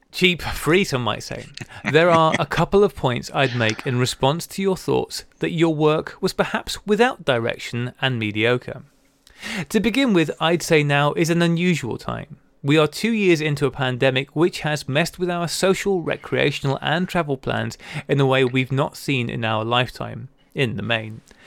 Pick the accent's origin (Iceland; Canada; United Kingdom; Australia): United Kingdom; now in United States; as a Brit living in the U S